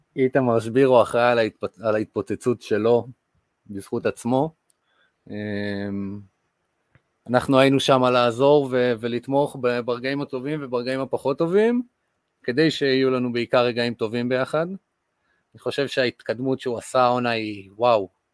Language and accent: Hebrew; Kibbutz Amir, Northern District, Israel; נולדתי לאבא אנגלי ואימא מישראל. אה, גדלתי בקיבוץ אמיר